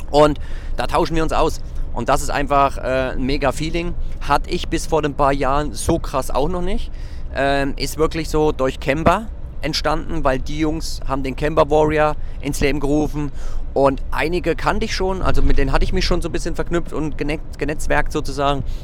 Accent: Zella-Mehlis, Thuringia, Germany; dass mich ein junger Mann gefragt hat, wo ich herkomme. Und da sage ich aus Zellameles und das sagt er aus Suhl, dächte ich sogar, also ein Nachbarort von uns.

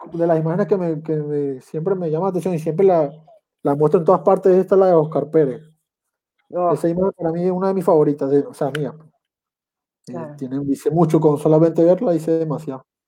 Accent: Andes, Venezuela; moved away as an adult; also born or lived in Caraballeda, La Guaira, Venezuela; now in Chile; yo que soy de los Andes

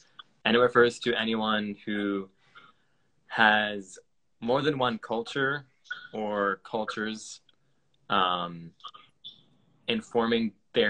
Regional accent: United States; also born or lived in Asia; Yeah, so obviously I'm American, if that wasn't obvious enough.

